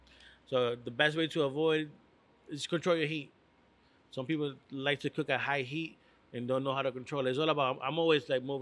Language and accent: English; Hartford, Connecticut, United States; also born or lived in Puerto Rico; So back in the days in the north end of Hartford, I grew up on Albany Avenue. My uncle used to live there. So when I moved from Puerto Rico, I lived on Albany Avenue.